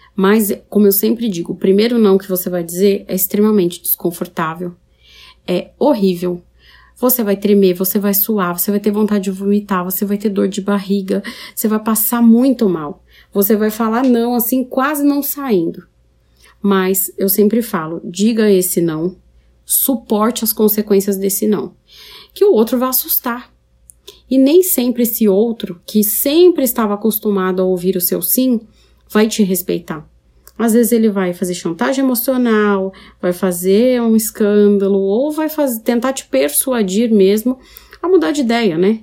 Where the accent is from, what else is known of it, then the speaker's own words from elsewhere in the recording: São Paulo, Brazil; moved away as an adult; now in Paraná, Brazil; Eu sou de São Paulo, capital. Eu estou no interior do Paraná agora.